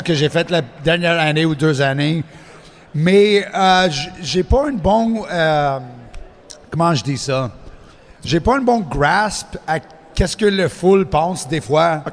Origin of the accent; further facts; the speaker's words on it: Montreal, Quebec, Canada; accent: anglophone; first language English; French is a second language; je, viens de Montréal. Je suis anglophone, comme tu peux euh, ah entendre mon accent.